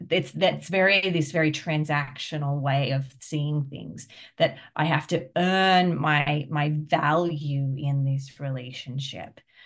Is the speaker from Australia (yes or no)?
yes; Australia; now in United States; I'm Australian, but I live in America